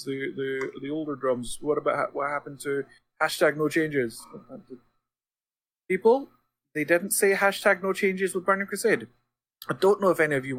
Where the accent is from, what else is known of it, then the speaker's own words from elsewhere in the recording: Scotland, United Kingdom; I'm Scottish